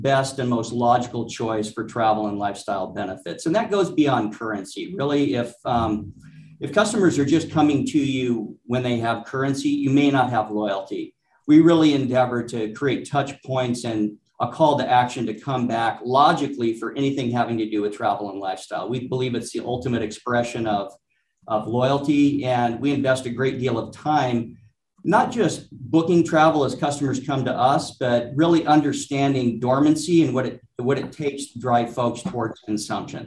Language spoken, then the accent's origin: English; Alaska, United States; moved away; I grew up in Alaska